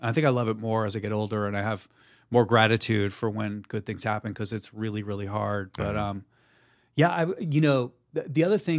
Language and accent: English; New Jersey, United States; Look, I'm from New Jersey. I worked at Foot Locker.